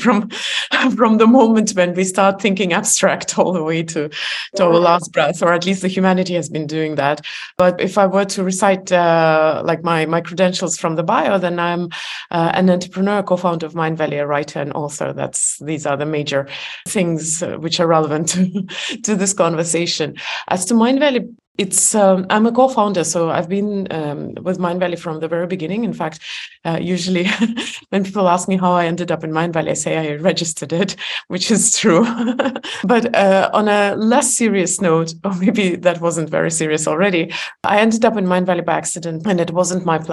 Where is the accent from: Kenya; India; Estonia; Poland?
Estonia; I was born in Soviet Union